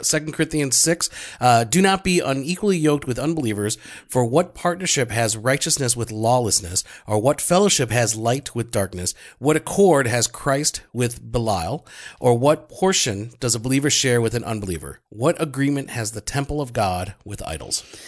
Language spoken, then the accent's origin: English; Grand Prairie, Texas, United States; also born or lived in Arlington, Texas; I was born in Grand Prairie